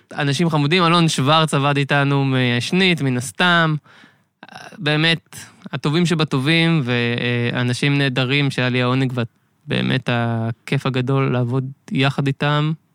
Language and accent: Hebrew; Beit Yitzhak, Central District, Israel; נולדתי, גדלתי במושב בית יצחק בשרון